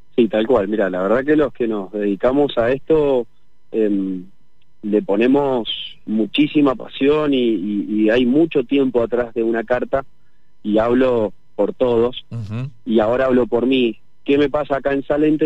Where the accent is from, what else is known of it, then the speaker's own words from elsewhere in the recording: Mendoza, Argentina; yo como mendocino